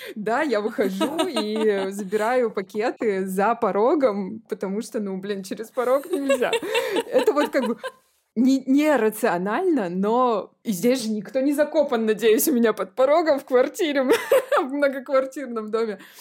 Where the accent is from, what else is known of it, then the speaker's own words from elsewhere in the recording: Podporozhye, Leningrad Oblast, Russia; now in Saint Petersburg, Russia; я выросла в Ленинградской области